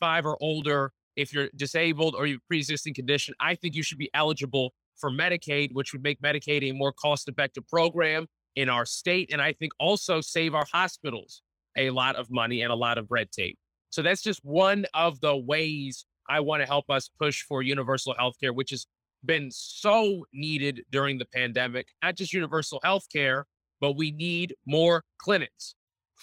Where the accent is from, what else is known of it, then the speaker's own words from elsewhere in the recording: Glenn Dale, Maryland, United States; also born or lived in Sierra Vista, Arizona / Fort Meade, Maryland; I moved to the Glendale area where I live. At the age of 4, I went to Woodmore Elementary, Thomas Johnson Middle, and Duval High School